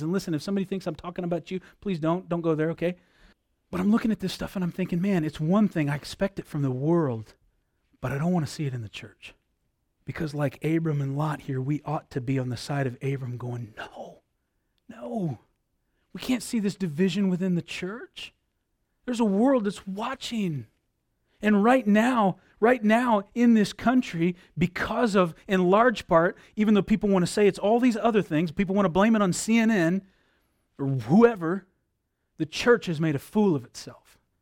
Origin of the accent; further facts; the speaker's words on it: United States; I'm an American